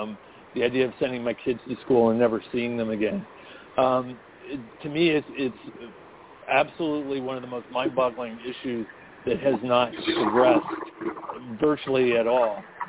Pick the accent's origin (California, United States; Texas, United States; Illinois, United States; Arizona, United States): California, United States; The one frustration I have as a Californian is really systematic.